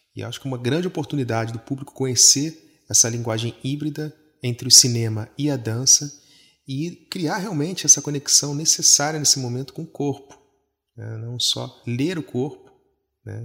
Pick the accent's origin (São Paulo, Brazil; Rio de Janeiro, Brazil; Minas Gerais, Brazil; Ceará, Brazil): Rio de Janeiro, Brazil; now in Paris, France; Algo que me lembra muito a Zona Norte, onde eu nasci, né? Me lembra muito o Rio de Janeiro